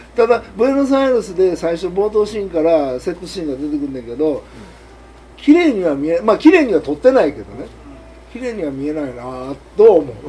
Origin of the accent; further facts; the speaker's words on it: Japan; 在日韓国人